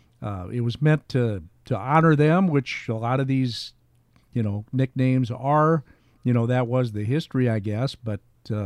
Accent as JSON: {"language": "English", "town": "Pekin", "region": "Illinois", "country": "United States", "tie": "born or raised there", "said": "Yeah, I was born and raised there. My mom was from Chicago, and so I spent a lot of time up here. But I was from Pekin, and interesting history to that town"}